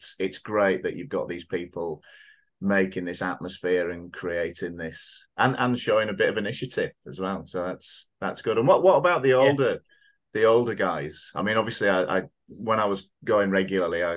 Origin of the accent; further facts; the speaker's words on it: Oldham, North West England, United Kingdom; moved away; also born or lived in Thailand; I've been going to Oldham, which is my hometown club